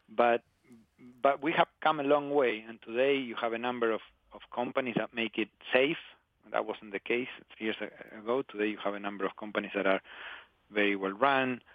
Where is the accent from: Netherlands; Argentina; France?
Argentina; Patagonia; I grew up in Patagonia, in the southern part of Argentina